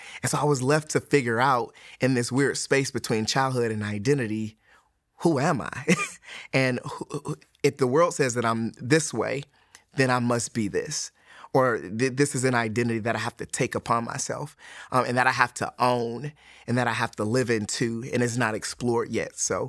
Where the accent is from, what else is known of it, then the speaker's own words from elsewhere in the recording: Detroit, Michigan, United States; moved away; also born or lived in Alabama; I'm originally from Detroit, Michigan. I grew up in Detroit, Michigan as a non-Christian and moved to Alabama, became a Christian.